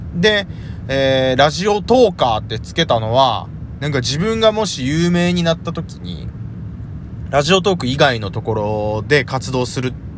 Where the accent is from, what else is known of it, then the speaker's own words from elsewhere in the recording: Kyoto, Japan; 出身地は京都です。京都出身、京都在住です。